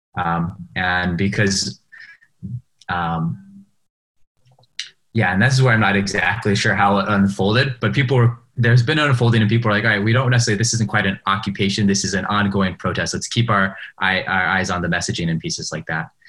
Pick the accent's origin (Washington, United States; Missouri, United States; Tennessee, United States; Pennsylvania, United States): Washington, United States; Seattle; moved away as an adult; I grew up in Seattle. I moved out right before this pandemic